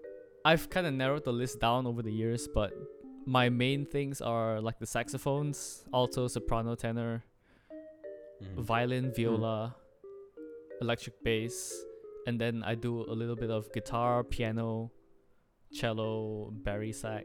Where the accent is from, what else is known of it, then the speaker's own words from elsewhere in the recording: Malaysia; I'm from Malaysia. I'm half Chinese and half Filipino.